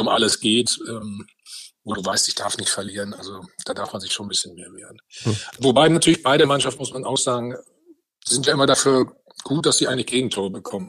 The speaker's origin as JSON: {"language": "German", "region": "North Rhine-Westphalia", "country": "Germany", "said": "ich bin Ostwestfale"}